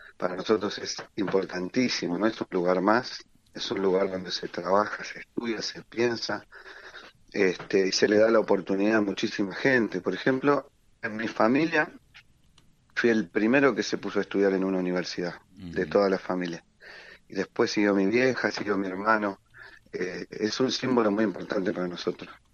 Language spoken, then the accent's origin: Spanish; Quilmes, Buenos Aires Province, Argentina; somos de acá, somos de Quilmes